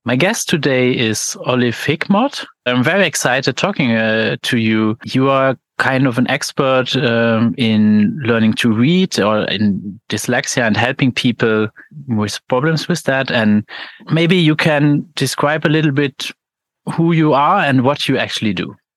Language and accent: English; Luxembourg; I'm from Luxembourg